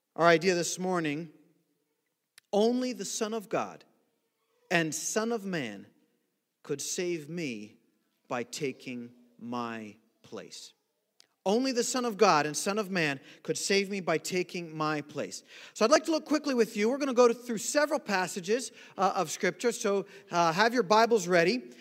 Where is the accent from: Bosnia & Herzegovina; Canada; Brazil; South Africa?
Brazil; now in United States; growing up in Brazil